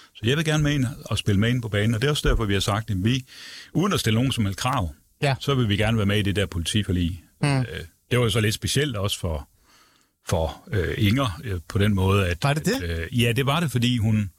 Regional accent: Aarhus, Central Denmark Region, Denmark; moved away; Jeg kommer jo selv fra Jylland og oprindeligt.

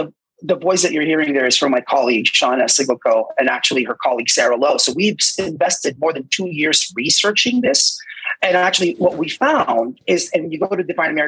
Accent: Philippines; moved away; I remember I immigrated from the Philippines when I went out in the 90s

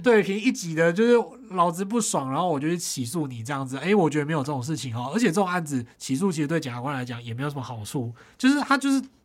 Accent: Tainan, Taiwan; moved away; 在我老家台南就是有一间私厨

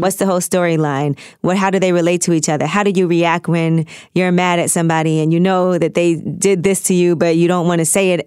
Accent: New York City, New York, United States; I'm from New York. I'm from Brooklyn. I talk really fast

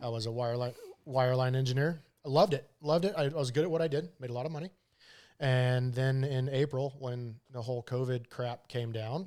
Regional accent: Pinedale, Wyoming, United States; I grew up in Pinedale

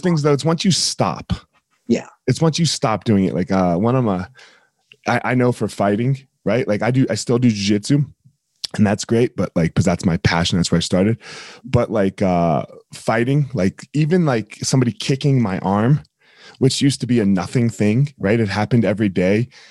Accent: New Jersey, United States; now in Colorado, United States; I grew up in New Jersey

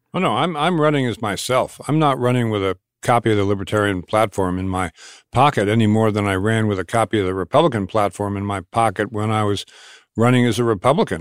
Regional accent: Long Island, New York, United States; moved away as an adult; now in Massachusetts, United States; I was raised in Long Island, New York, and, uh, went to school in Massachusetts, never really left

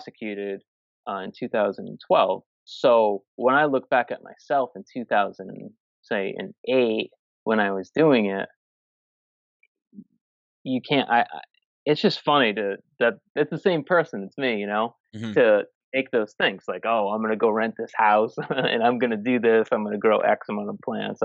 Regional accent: Massachusetts, United States; I'm from Massachusetts

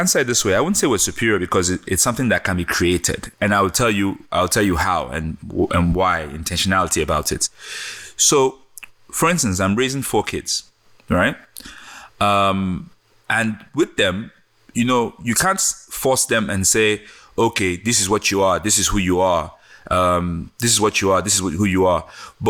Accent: Benin City, Edo, Nigeria; moved away; also born or lived in England / New York, United States; I'm really just truly a Benin boy. I grew up in Benin City, went to a primary school in Benin City, you know, walked the market barefooted.

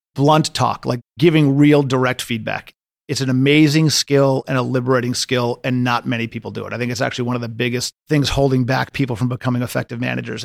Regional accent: United States; moved away as an adult; also born or lived in London; It was a harrowing time to be in London as an American investment banker

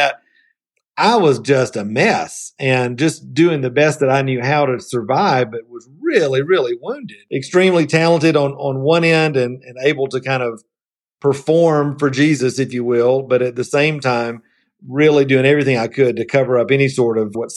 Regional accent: Columbus, Georgia, United States; also born or lived in Atlanta, United States; now in Asheville, United States; I grew up in Middle Georgia in Columbus, Georgia

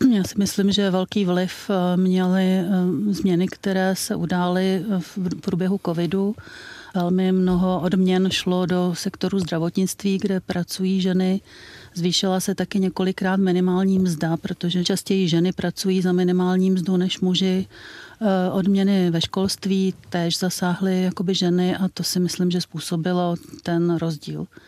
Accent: Czechia; u nás v Čechách

